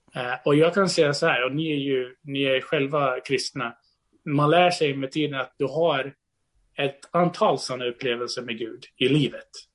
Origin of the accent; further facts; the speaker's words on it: Brazil; now in Sweden; jag är född och uppvuxen i Brasilien innan jag flyttade till Sverige